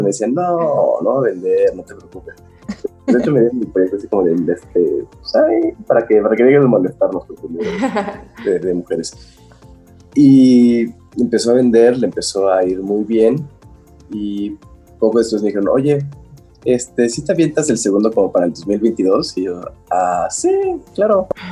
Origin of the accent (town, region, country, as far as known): Mexico